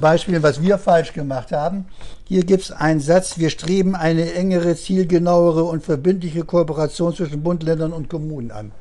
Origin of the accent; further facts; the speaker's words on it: Upper Franconia, Bavaria, Germany; now in Bremen, Germany; ich komme ja aus, aus Oberfranken